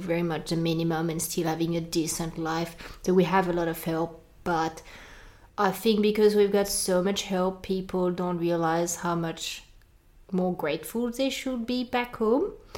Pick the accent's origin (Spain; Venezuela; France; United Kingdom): France; accent: French; English is a second language; moved away as an adult; now in Australia; I come from France